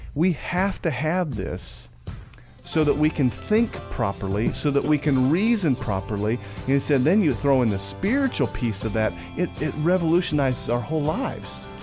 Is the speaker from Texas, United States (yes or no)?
no; Peoria, Illinois, United States; moved away; up in Peoria, Illinois, my hometown area.